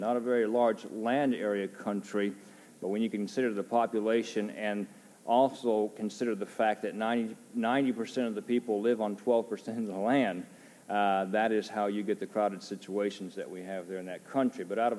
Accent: Japan; also born or lived in United States; I grew up in Japan. I've been in Japan since 1976 when I was 7 years old, been there for 25 years.

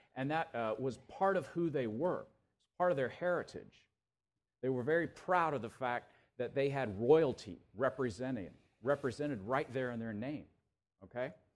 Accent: Tallahassee, Florida, United States; moved away as an adult; now in Chicago, United States; I grew up here in Tallahassee

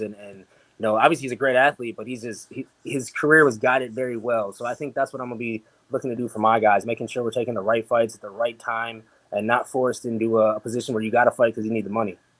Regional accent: Milwaukee, Wisconsin, United States; also born or lived in Las Vegas; back here in Milwaukee, I got my home, my hometown gym

